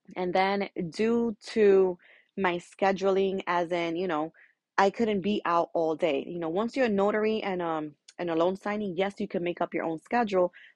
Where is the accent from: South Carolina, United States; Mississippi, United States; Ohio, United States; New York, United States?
New York, United States; I am a Dominican from Dominican parents, but born and raised in New York